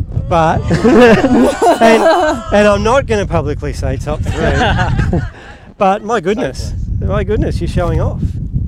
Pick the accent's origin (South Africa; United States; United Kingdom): South Africa; now in Australia; Hey, I'm South African.